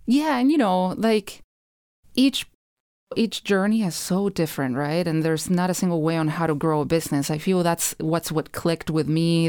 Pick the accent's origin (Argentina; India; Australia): Argentina; Rosario, Santa Fe; moved away as an adult; now in St. Paul, United States; I grew up in Rosario